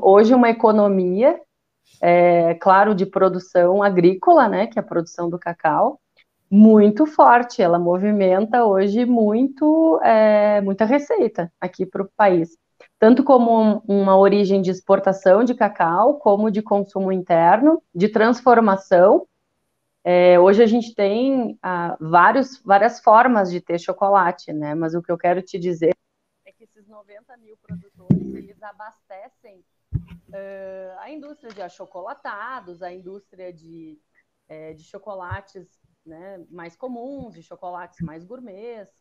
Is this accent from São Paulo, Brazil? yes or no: no; Rio Grande do Sul, Brazil; eu sou gaúcha